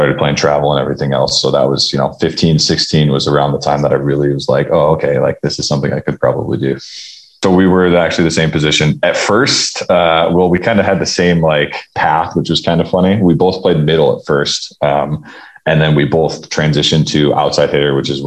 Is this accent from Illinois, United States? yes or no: yes; Downers Grove, Illinois, United States; Outside of Chicago, Downers Grove, Illinois was like, where I grew up, like Naperville area